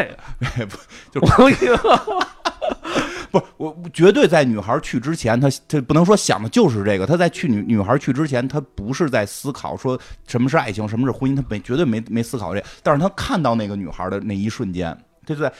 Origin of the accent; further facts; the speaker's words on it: China; 我们中国人还在含蓄地得上没上床